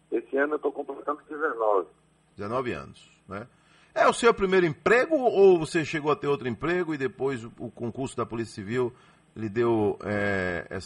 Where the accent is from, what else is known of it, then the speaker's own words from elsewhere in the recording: Salvador, Bahia, Brazil; Sou, sou daqui de Salvador.